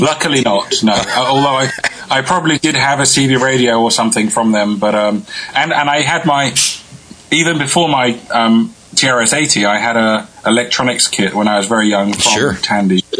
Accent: England, United Kingdom; I'm from I'm from England.

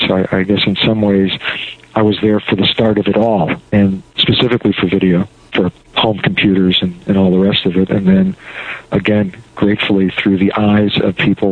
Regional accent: Chicago, Illinois, United States; moved away as an adult; also born or lived in Wisconsin / New York City / Connecticut; growing up in Chicago, where games were outlawed

